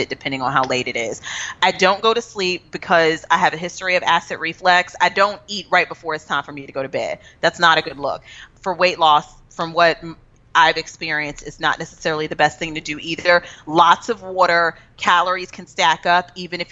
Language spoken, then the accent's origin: English; Texas, United States; I'm from Texas